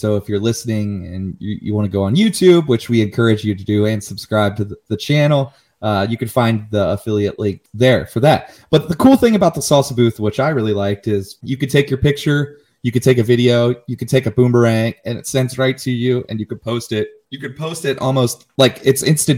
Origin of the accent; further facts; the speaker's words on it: Cincinnati, Ohio, United States; I'm from Cincinnati and a Bengals fan